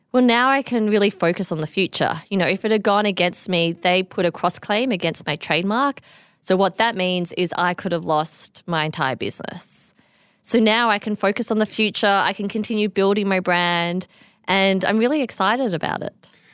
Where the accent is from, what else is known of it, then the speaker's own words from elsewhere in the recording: Australia; I am the Australian designer